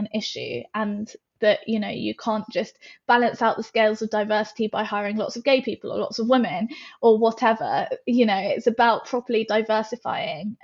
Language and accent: English; United Kingdom; we are British